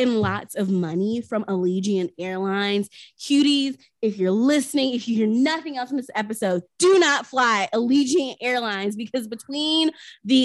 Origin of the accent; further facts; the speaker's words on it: Chattanooga, Tennessee, United States; moved away; Chattanooga, my hometown